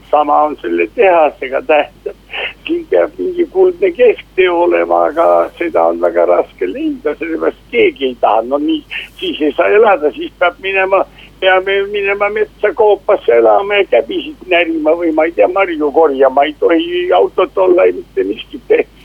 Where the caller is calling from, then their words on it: Tartu, Tartu County, Estonia; mul on suur au rääkida nimekaimuga